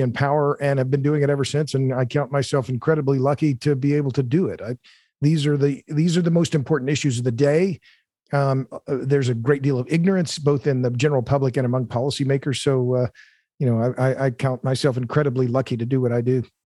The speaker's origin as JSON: {"language": "English", "town": "Tulsa", "region": "Oklahoma", "country": "United States", "tie": "born or raised there", "said": "I'm born and raised in Tulsa, Oklahoma"}